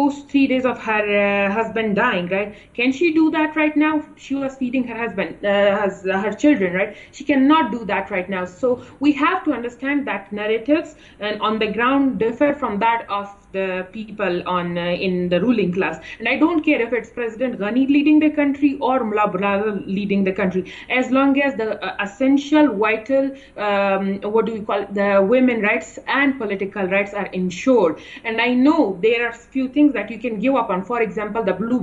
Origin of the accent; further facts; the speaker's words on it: Kandahar, Afghanistan; I come from Kandahar